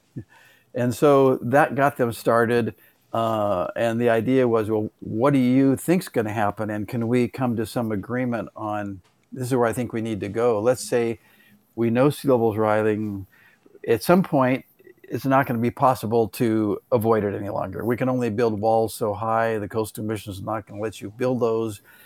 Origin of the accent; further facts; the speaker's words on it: Los Angeles, California, United States; I grew up in the San Fernando Valley